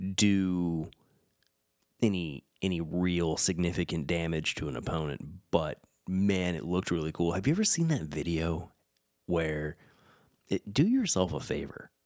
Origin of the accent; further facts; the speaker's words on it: California, United States; now in Tennessee, United States; Like in my home state